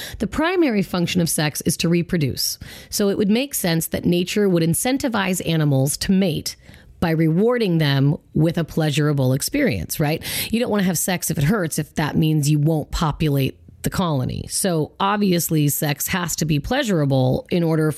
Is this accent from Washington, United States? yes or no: yes; Federal Way, Washington, United States; I went to Federal Way High School